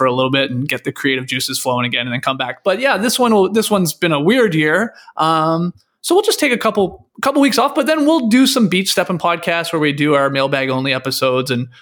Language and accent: English; Stratford, Ontario, Canada; moved away; I grew up in Canada